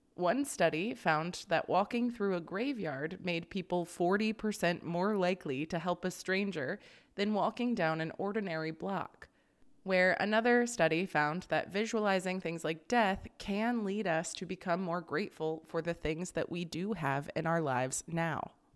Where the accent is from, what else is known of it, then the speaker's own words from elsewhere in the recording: Florida, United States; growing up in Florida